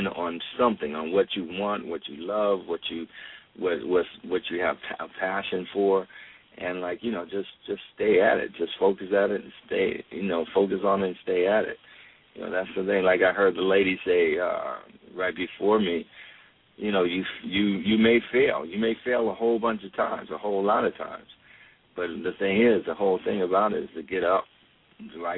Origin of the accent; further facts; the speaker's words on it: Akron, Ohio, United States; moved away; Born and raised in Akron